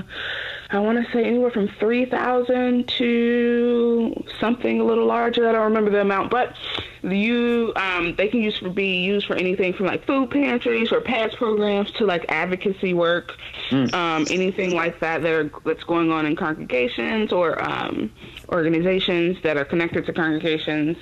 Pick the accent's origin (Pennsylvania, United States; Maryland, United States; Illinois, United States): Illinois, United States; Chicago; I'm born and raised in Chicago, Illinois